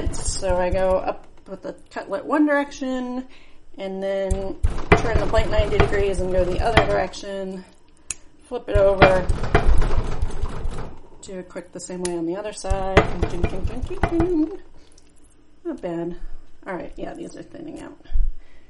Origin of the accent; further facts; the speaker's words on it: New Mexico, United States; I grew up in New Mexico